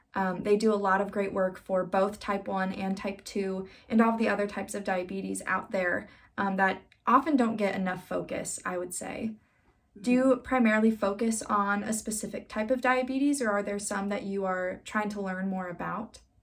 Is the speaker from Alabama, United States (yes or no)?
no; Iowa, United States; in Iowa, my home state